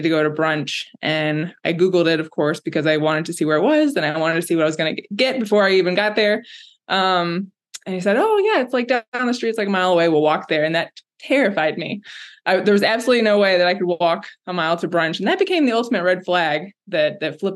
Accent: Orlando, Florida, United States; moved away as an adult; also born or lived in Savannah, Georgia / Chicago; I was born and raised in Florida, Orlando

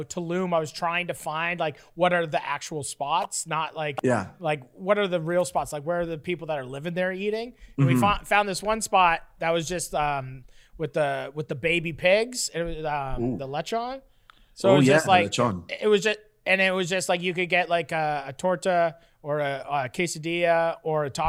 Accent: Canada; as a Canadian

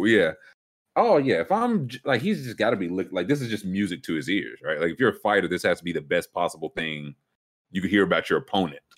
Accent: Kentucky, United States; I grew up in Kentucky and heard stories about the Kelly Green

